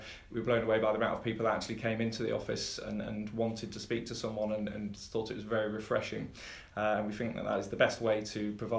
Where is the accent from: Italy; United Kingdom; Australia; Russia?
United Kingdom; Ripon, Yorkshire and the Humber; moved away as an adult; now in Buckinghamshire, United Kingdom; I'm a Yorkshireman. I'm very proud of that fact. Born in Ripon, in the birthing centre there. And I have actually been living down south in Buckinghamshire for 20 years.